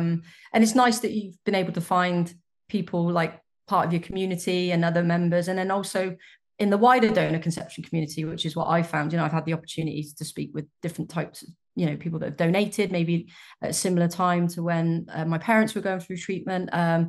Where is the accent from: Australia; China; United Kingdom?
United Kingdom; I was raised in the United Kingdom in a mum dad family, sort of very traditional setup.